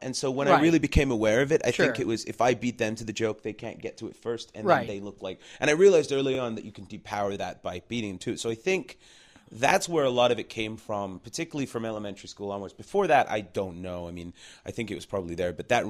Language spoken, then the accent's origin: English; England, United Kingdom; …, and then they toured all over Europe because we're from England, right?